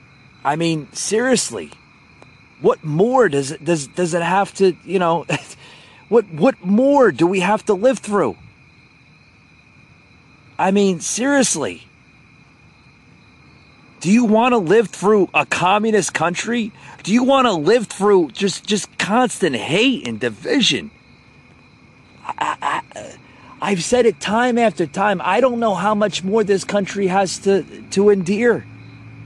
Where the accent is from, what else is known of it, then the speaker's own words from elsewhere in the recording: United States; I have rights as an American citizen